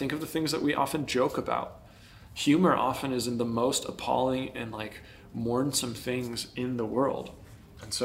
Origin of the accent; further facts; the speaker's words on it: United States; we as American Christians